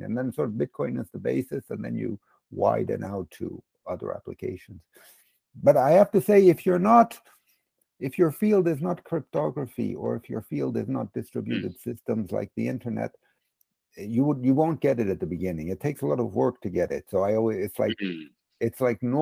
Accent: United States; also born or lived in London; now in Switzerland; I grew up in America, but I've lived in mostly in Switzerland and also in London for several years

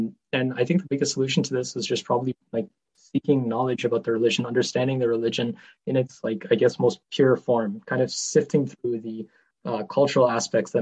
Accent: Ontario, Canada; I'm not like from Pakistan by any means. I've born here, raised here

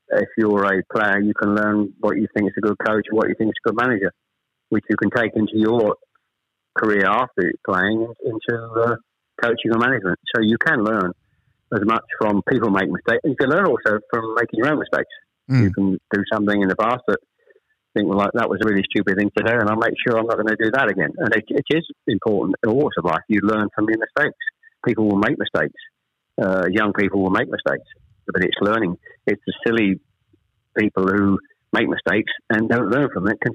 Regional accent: Chelmsford, East of England, United Kingdom; also born or lived in Ashton-under-Lyne; We actually moved south to Chelmsford

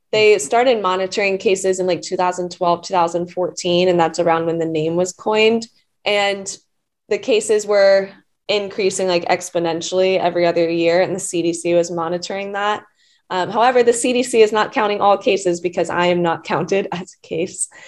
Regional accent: Atlanta, Georgia, United States; I'm from Atlanta

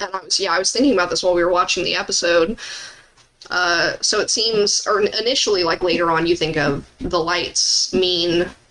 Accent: Arizona, United States; born or raised there

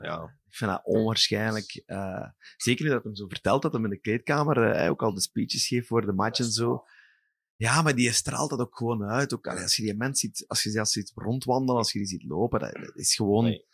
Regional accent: Sint-Truiden, Flanders, Belgium; moved away; Ik ben truinaar in hart en nieren. Ik woon wel al bijna twintig jaar niet meer in Sint-Truiden

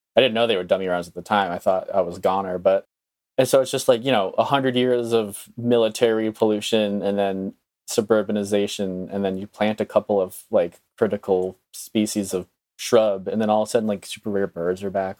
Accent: Northeast, United States; moved away; growing up in the Northeast

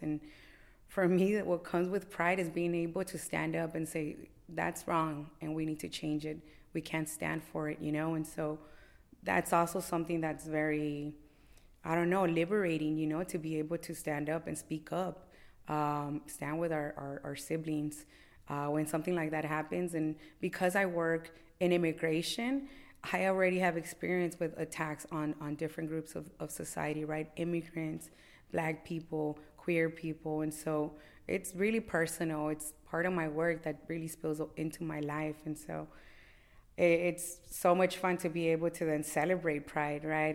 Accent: Los Angeles, California, United States; born and raised in Los Angeles. I have, uh, real deep ties to Boyle Heights

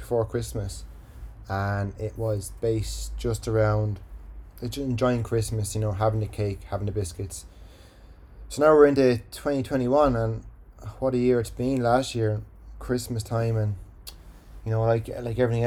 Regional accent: Ireland; accent: Irish; my Irish accent

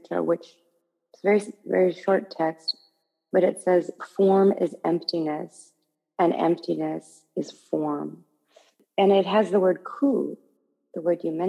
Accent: Okayama, Japan; also born or lived in Northern California, United States; now in New York, United States; the temple that I grew up in Okayama

